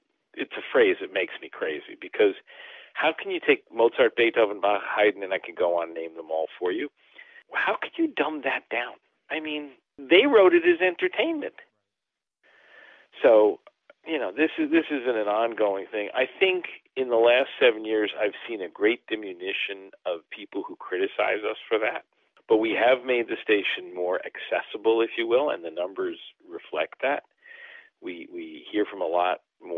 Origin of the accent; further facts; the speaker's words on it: New York, United States; I grew up in New York.